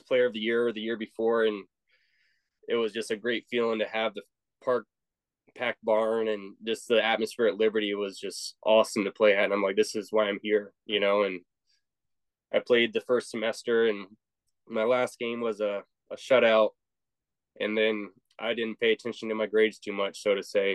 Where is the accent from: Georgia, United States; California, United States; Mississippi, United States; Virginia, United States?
Virginia, United States; Virginia Beach; That was my hometown, Virginia Beach, Chesapeake area